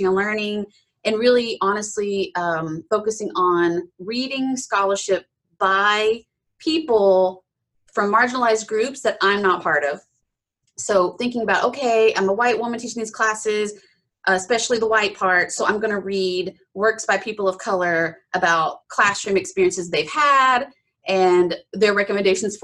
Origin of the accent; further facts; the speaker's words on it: Appalachia, East Tennessee, United States; I grew up in East Tennessee, sort of the foothills of the Smoky Mountains, Appalachia.